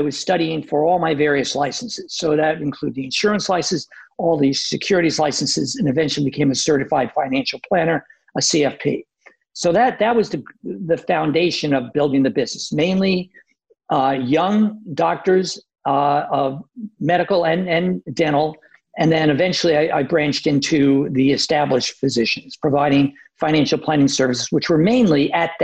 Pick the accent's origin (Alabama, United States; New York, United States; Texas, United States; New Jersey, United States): New York, United States; New York City; moved away as an adult; also born or lived in Southern California; I grew up in Queens, New York, and went to Queens College.